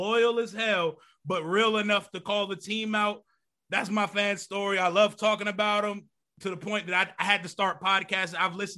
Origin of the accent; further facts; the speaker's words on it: Woodbridge, Virginia, United States; now in Stafford, United States; I'm from Woodbridge, Virginia. I lived there my whole life. I live in Stafford now.